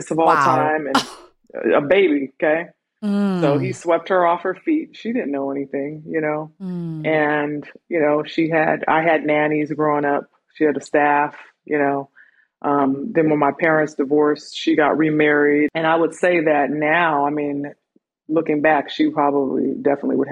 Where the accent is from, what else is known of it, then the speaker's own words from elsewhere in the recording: California, United States; moved away as an adult; also born or lived in Miami Beach, Florida; now in Georgia, United States; We moved to California, and that's pretty much where I was raised